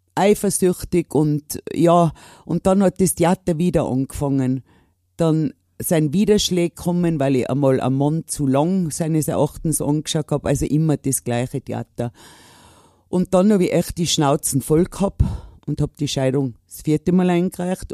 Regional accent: Innsbruck, Tyrol, Austria; bei uns in Innsbruck

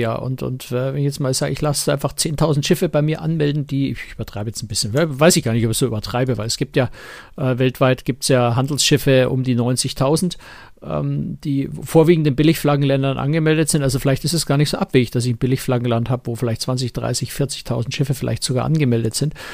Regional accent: Germany; wir als Deutsche

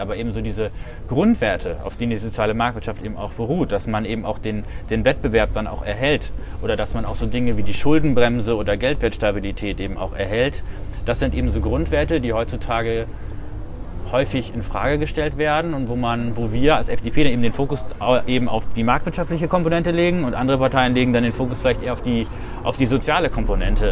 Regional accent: Diepholz, Lower Saxony, Germany; moved away as an adult; also born or lived in Wesel, North Rhine-Westphalia / Münsterland; now in Bremen, Germany; Geboren bin ich in Wesel in NRW. Ah. Wir haben früher eine Zeit lang im Münsterland gelebt, sind dann wieder äh, zurück in die Heimat meiner Mutter gezogen, äh, ins Bremer Umland. Hab dann da auch mein Abi gemacht in Diepholz

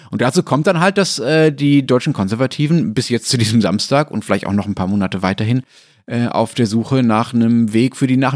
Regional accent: Austria; vielleicht dann doch nicht mehr so wichtig, wie man sich das als Österreicher manchmal, manchmal einbildet.

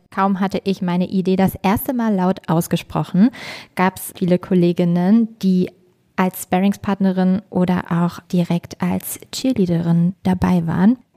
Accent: Harz, Germany; raised im schönen Lager, dem Herz im Harz.

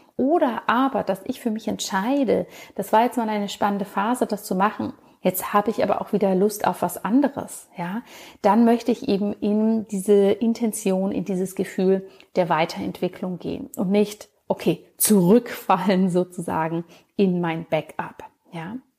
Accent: Bavaria, Germany; wie man das in Bayern so schön sagen würde, wo ich aufgewachsen bin

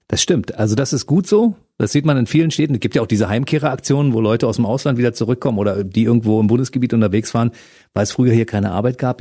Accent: Berlin, Germany; Ich als Ostberliner weiß, wovon ich da rede. Bei uns war es ja damals wirklich sehr grau

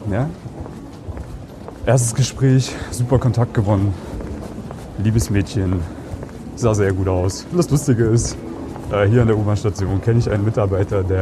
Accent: Germany; now in Austria; Deutschland, Piefke.

